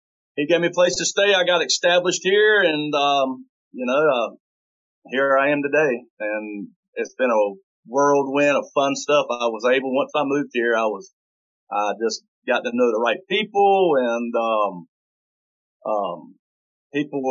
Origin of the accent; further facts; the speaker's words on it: Eastern North Carolina, United States; moved away as an adult; I'm originally from Eastern North Carolina. I lived there for 30 years. I grew up hunting